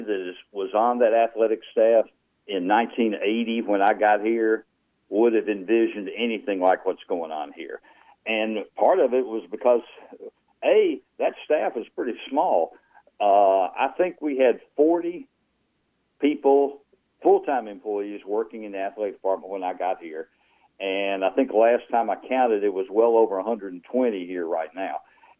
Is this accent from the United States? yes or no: yes; Louisiana, United States; accent: redneck; you mean you can still hear my redneck accent?